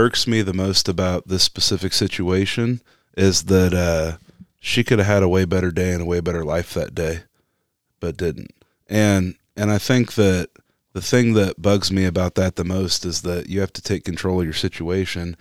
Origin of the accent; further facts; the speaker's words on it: Topeka, Kansas, United States; I'm from Kansas City and I grew up in Topeka.